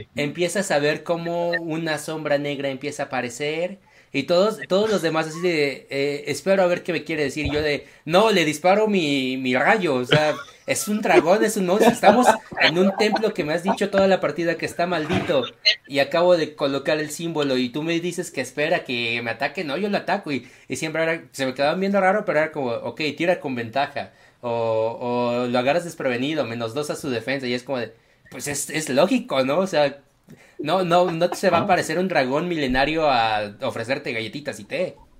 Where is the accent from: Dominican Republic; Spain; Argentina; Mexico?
Mexico; como mexicano